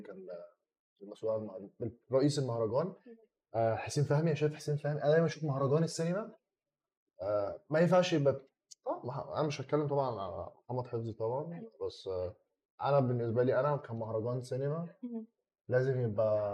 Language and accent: Arabic; Egypt; راجع مصر